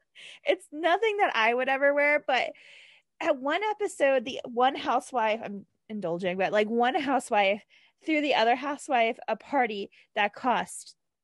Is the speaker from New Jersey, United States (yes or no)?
yes; New Jersey, United States; I'm also from New Jersey